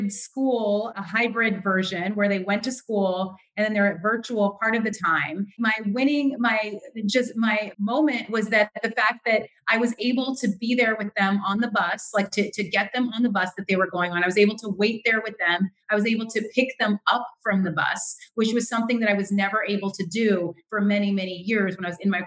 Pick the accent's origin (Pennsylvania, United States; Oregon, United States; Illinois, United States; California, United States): California, United States; moved away as an adult; also born or lived in New York; now in New Jersey, United States; I'm originally from California. That's where I went to UC Berkeley, a UC just like similar to you. And I grew up in California